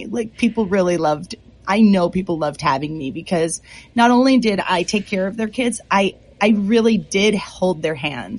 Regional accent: Massachusetts, United States; now in Bay Area, United States; we are in the Bay Area over in California, and I'm originally from Massachusetts, so I have a little bit of that New England stoicness to myself.

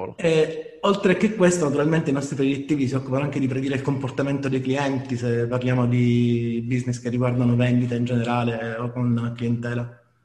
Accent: Apulia, Italy; da noi in Puglia

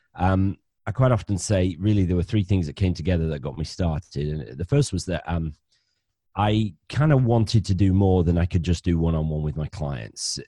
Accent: Bradford, Yorkshire and the Humber, United Kingdom; accent: northern; now in Cornwall, United Kingdom; I'm a northerner. I'm from Bradford in West Yorkshire originally, but I married a Cornish girl. So I now live ten miles from Land's End.

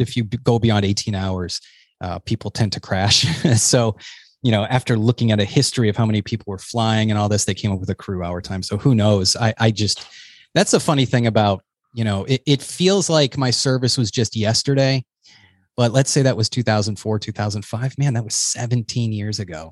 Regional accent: New Hampshire, United States; also born or lived in Boston; I come from New Hampshire

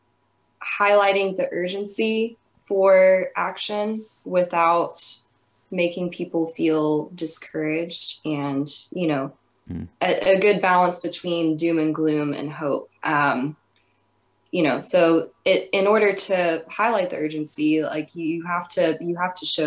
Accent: East Texas, United States; I grew up in East Texas

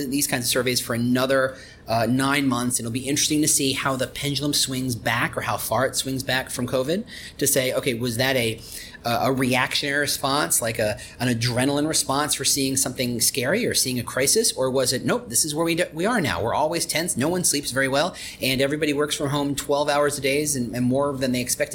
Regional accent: Chicago, Illinois, United States; I'm from Chicago

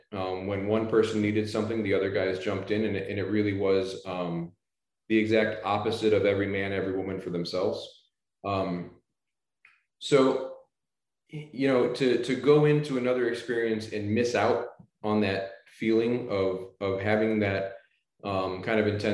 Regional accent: St. Louis, Missouri, United States; moved away as an adult; now in Florida, United States; I grew up in the Midwest in St. Louis

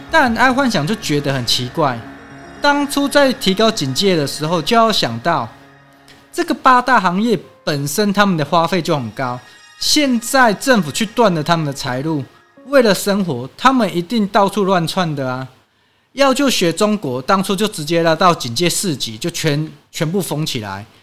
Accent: Taiwan; 我们台湾人民

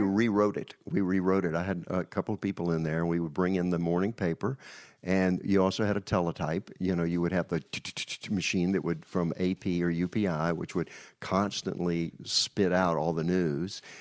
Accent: Danville, Virginia, United States; also born or lived in New York; now in Nashville, United States; Danville, Virginia

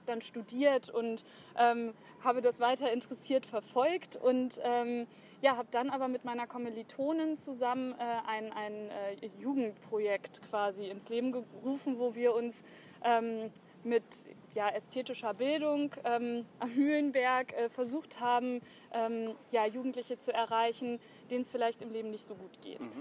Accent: Hanover, Lower Saxony, Germany; ich bin 28 Jahre alt, komme aus Hannover, bin hier geboren und aufgewachsen, zuerst in der Südstadt.

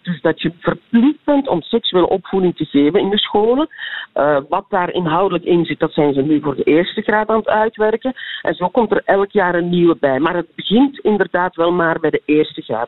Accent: Belgium; wij zitten als Belgen

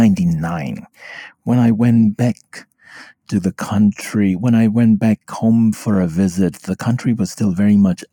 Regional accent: Myanmar; now in United States; I could speak Burmese, their mother tongue, and I was from the US, but I was originally from Burma.

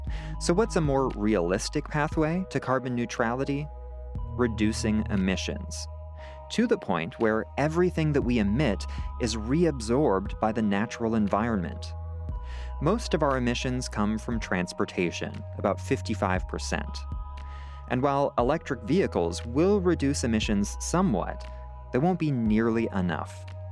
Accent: Santa Rosa, California, United States; I grew up in Santa Rosa, a small city north of San Francisco.

